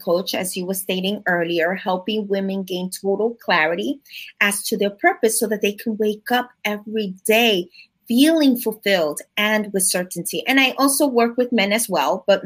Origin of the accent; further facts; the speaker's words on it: New York City, New York, United States; I am from the Bronx, New York